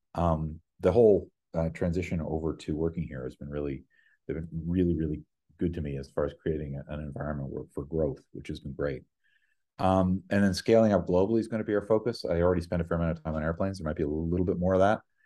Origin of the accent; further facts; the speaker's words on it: Ottawa, Ontario, Canada; moved away as an adult; also born or lived in Vancouver; now in New York, United States; I'm from Ottawa originally.